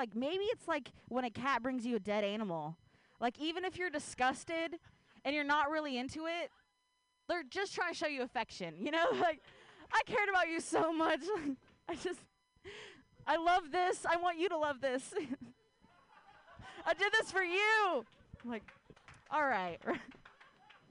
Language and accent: English; Ohio, United States; now in Bay Area, United States; I grew up in Ohio